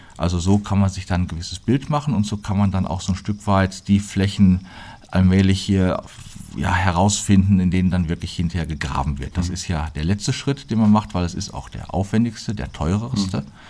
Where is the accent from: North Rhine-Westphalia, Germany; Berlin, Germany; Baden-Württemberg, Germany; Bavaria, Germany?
North Rhine-Westphalia, Germany; Plettenberg; moved away as an adult; also born or lived in Münster; now in Fulda, Germany; ich bin Sauerländer